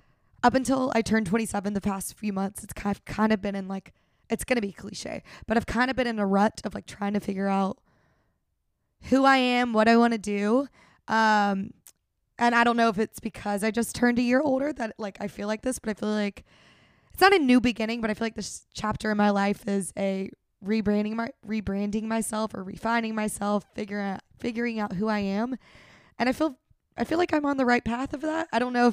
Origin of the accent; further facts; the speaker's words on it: Australia; We're Australian because I'll say no.